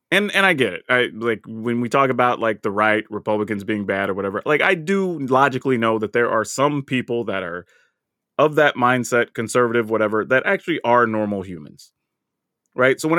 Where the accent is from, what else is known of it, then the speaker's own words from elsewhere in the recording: the South, United States; And, and dude, and I felt that way growing up in the South.